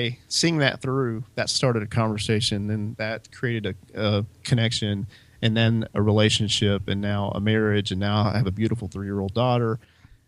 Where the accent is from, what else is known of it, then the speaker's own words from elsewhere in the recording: Alabama, United States; moved away as an adult; also born or lived in Hawaii / Orlando; I grew up in Alabama